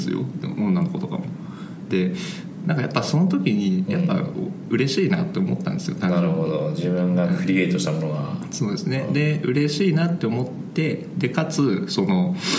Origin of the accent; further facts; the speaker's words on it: Ichinomiya, Aichi, Japan; also born or lived in Shiga / Konan, Aichi; 生まれはまた別で滋賀だったりするんですけどまあ、ほぼ育ちが愛知でで愛知の中のなんだろうなまあ、一宮市